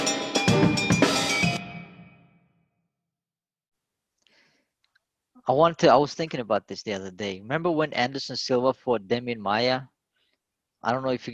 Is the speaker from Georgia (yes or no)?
yes; Georgia; moved away; growing up in Georgia